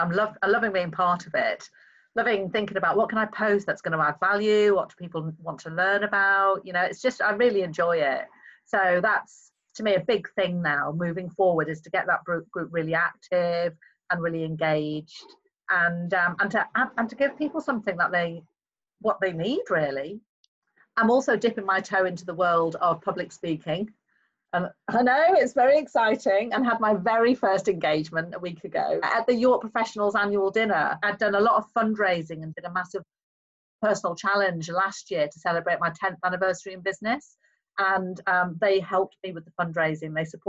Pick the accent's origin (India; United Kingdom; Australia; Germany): United Kingdom; Liverpool, North West England; also born or lived in Plymouth / Cardiff; I'm originally from Plymouth, believe it or not. Yeah. My father was Merchant Navy, so I was born in Plymouth. Then we moved to Cardiff when I was about 3. And then when I was about 7, we moved to Liverpool.